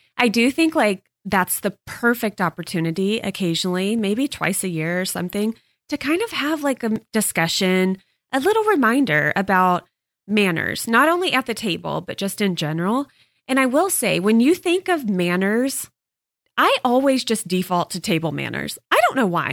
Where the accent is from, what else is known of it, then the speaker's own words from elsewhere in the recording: Texas, United States; moved away; I grew up in Texas. I've talked about this before. And in Texas, manners are everything